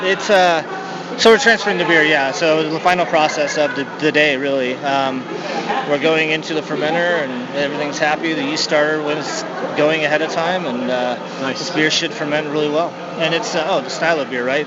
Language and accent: English; Seattle, Washington, United States; moved away as an adult; now in Flagstaff, United States; originally from Seattle. Uh, I've uh, lived in Flagstaff for 15 years